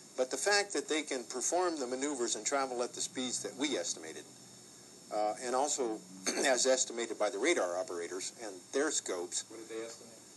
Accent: Los Angeles, California, United States; I live in Los Angeles, California. And I was born in Los Angeles, California

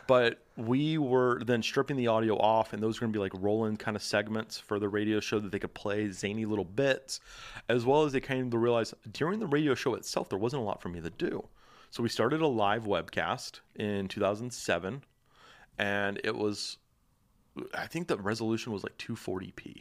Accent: Dallas, Texas, United States; moved away; I'm from Dallas

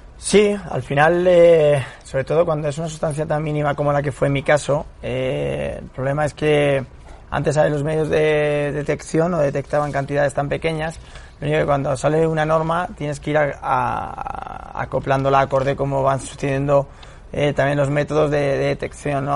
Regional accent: Pinto, Community of Madrid, Spain; yo soy de Pinto de allí

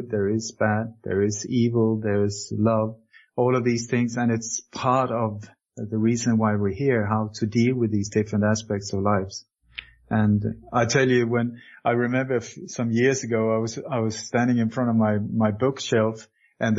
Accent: Sweden; also born or lived in Denmark; I was born in Denmark many years ago, moved to Sweden when I was a kid

